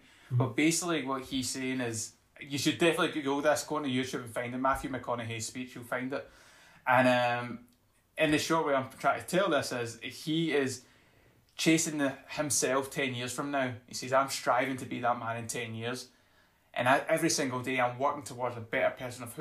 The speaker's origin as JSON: {"language": "English", "area": "Inverclyde", "region": "Scotland", "country": "United Kingdom", "tie": "born or raised there", "also_born_or_lived": "London", "moved": "as an adult", "said": "in my hometown, I've actually started a social enterprise called Creative Inverclyde. So Inverclyde's the district in which I stay"}